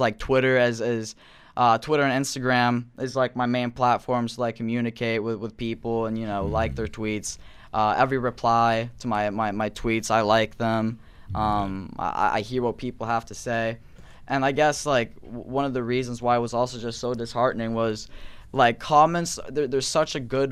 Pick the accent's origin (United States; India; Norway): Norway; I'm not American. I'm from Norway